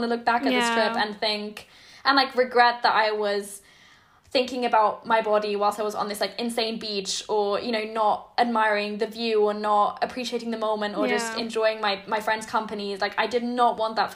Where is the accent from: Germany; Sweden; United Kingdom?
Germany; English is a second language; moved away